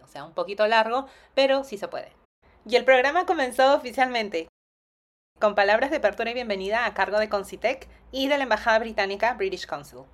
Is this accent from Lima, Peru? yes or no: yes; Lima, Peru; moved away as an adult; also born or lived in United States; Yo nací y crecí en Lima.